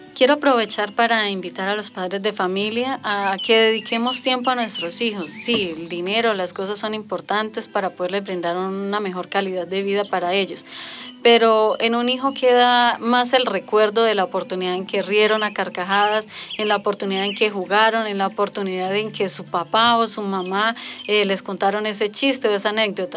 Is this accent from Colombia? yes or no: yes; Charalá, Santander, Colombia; llevamos 12 años viviendo en el municipio de Charalá